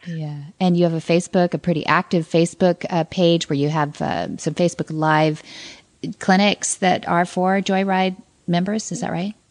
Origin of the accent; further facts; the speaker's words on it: south of Hollister, California, United States; I, I grew up uh, south of there. My parents were born and raised in Salinas, California